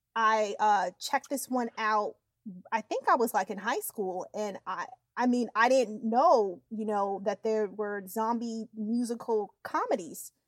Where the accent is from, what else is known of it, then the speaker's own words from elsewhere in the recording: Yonkers, New York, United States; I'm actually from Yonkers, New York, and Yonkers is like right near the Bronx.